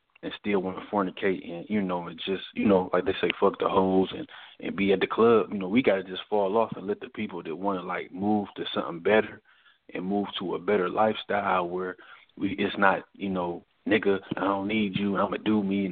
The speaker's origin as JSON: {"language": "English", "town": "Detroit", "region": "Michigan", "country": "United States", "moved": "yes", "lives_now": "Newport News, United States", "said": "I'm from Detroit, Michigan originally"}